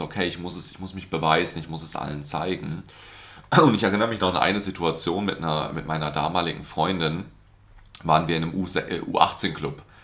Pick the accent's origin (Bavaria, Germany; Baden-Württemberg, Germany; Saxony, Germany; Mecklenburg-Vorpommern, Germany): Baden-Württemberg, Germany; Karlsruhe; ich komme aus Karlsruhe